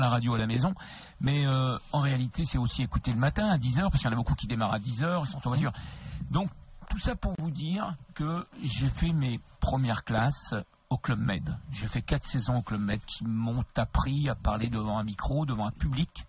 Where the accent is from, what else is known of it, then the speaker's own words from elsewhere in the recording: Créteil, Île-de-France, France; je suis originaire de Créteil, j'ai grandi jusqu'à 16 ans à Créteil